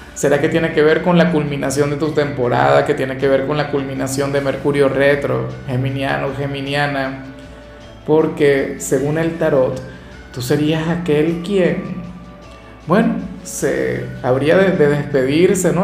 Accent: Venezuela; acá en Venezuela

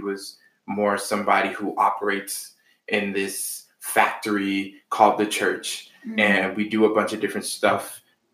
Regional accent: Boston, Massachusetts, United States; I am from Boston. My family's originally from Haiti

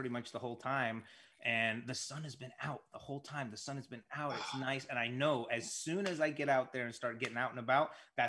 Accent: San Antonio, Texas, United States; When I grew up in San Antonio, it was always hotter and it was always very humid

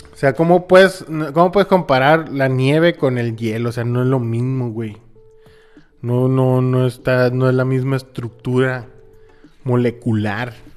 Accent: Hermosillo, Sonora, Mexico; Hermosillo, Sonora, México.

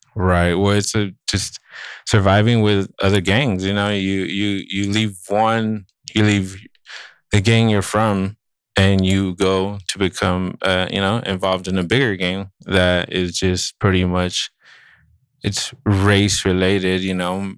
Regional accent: Santa Barbara, California, United States; I grew up in Santa Barbara

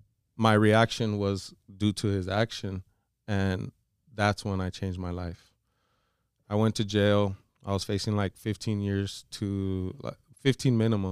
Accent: Florida, United States; you know, I'm from Florida

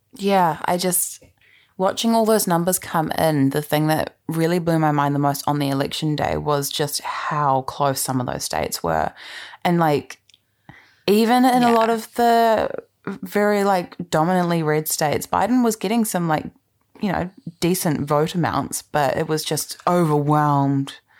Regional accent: New Zealand; as a Canadian and a New Zealander

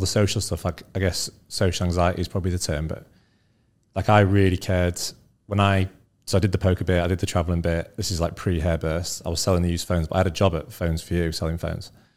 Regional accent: Scunthorpe, Yorkshire and the Humber, United Kingdom; also born or lived in North Leeds; I grew up in uh, a town called Scunthorpe, which is about an hour from Leeds

